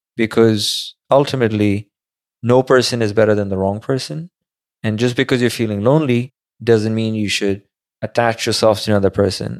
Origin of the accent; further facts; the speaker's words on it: Karachi, Sindh, Pakistan; moved away as an adult; now in New York, United States; I went to school over there, lived, like, twenty years of my life over there. Majority of my life was back home